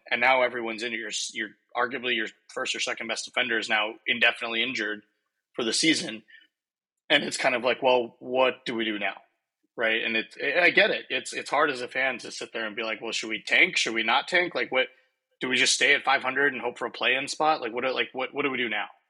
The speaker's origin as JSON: {"language": "English", "town": "Dallas", "region": "Texas", "country": "United States", "tie": "born or raised there", "said": "growing up in Dallas"}